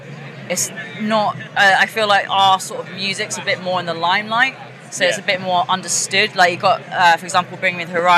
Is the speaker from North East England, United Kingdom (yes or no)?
no; Woking, South East England, United Kingdom; Getting out of Woking, my hometown